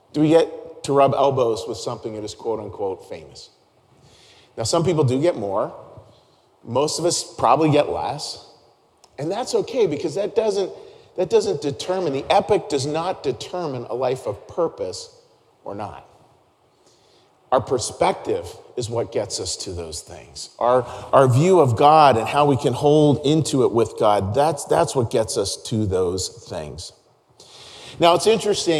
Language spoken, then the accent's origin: English; Pittsburgh, Pennsylvania, United States; growing up in Pittsburgh